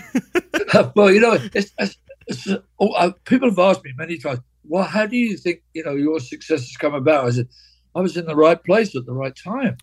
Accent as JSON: {"language": "English", "town": "Cambridge", "region": "East of England", "country": "United Kingdom", "tie": "born or raised there", "said": "David and I grew up together in Cambridge, lived in the same area of Cambridge"}